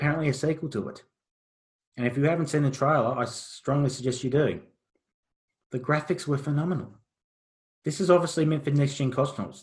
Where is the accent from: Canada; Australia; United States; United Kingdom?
Australia; as an Australian